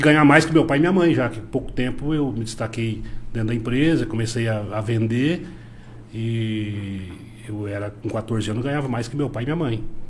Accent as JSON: {"language": "Portuguese", "town": "Cascavel", "region": "Paraná", "country": "Brazil", "tie": "born or raised there", "also_born_or_lived": "Rio Verde, Goiás", "moved": "as an adult", "lives_now": "Mineiros, Brazil", "said": "sou natural de Cascavel, no Paraná"}